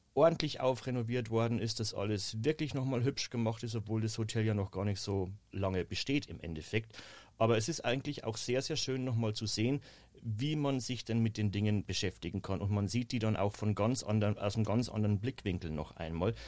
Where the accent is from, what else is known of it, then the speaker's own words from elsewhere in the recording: Bavarian Forest, Germany; accent: rolled R like Carolin Reiber; moved away as an adult; im Bayerischen Wald in meiner Heimat. Man hört es wahrscheinlich immer noch an diesem tollen Caroline Reiber R.